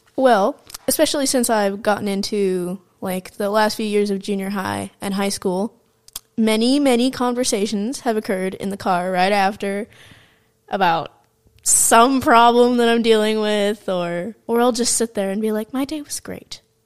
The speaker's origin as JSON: {"language": "English", "region": "California", "country": "United States", "tie": "born or raised there", "also_born_or_lived": "Michigan", "said": "we moved to California from Michigan"}